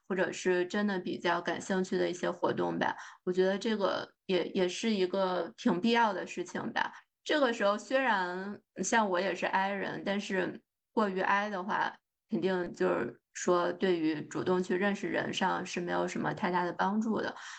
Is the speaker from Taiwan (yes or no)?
no; China; now in United States; 咱就是说作为中国人。看房子这个事儿还是非常喜欢的，